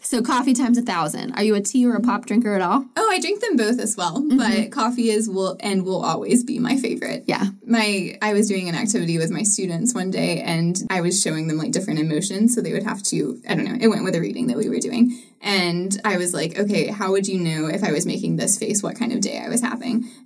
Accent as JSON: {"language": "English", "region": "Georgia", "country": "United States", "tie": "born or raised there", "also_born_or_lived": "Chattanooga, Tennessee / Utah / South Florida", "said": "So I was born in Chattanooga, um, but lived sort of across the Georgia line. Lived in Utah for a little bit, moved down to South Florida, and then went to high school"}